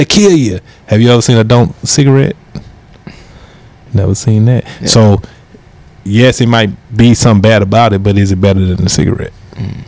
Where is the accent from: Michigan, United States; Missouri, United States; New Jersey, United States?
Missouri, United States; University City; I'm U City. My parents U City.